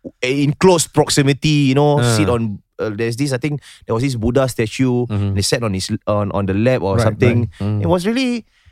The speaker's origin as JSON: {"language": "English", "country": "Singapore"}